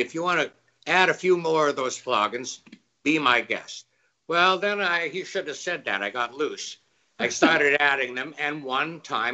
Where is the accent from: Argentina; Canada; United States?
Canada; as a Canadian